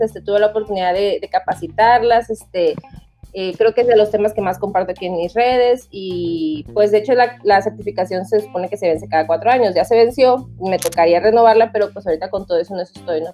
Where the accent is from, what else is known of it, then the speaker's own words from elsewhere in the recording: Tabasco, Mexico; also born or lived in Monterrey; yo soy de Tabasco, ahorita estoy actualmente aquí en, pues en mi casa, ¿no? En Tabasco